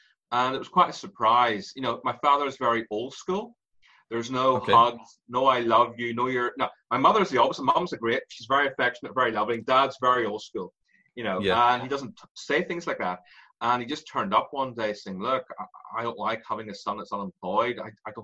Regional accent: Ireland; accent: Irish; moved away; also born or lived in London; I have an Irish accent.

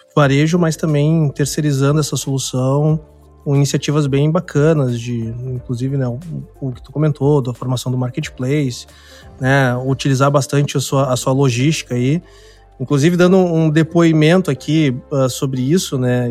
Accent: Porto Alegre, Rio Grande do Sul, Brazil; eu sou de Porto Alegre, né? Sou do extremo sul aqui do país

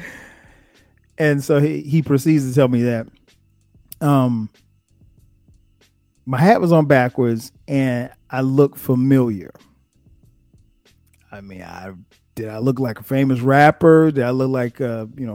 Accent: South Carolina, United States; moved away as an adult; now in Atlanta, United States; I'm from South Carolina

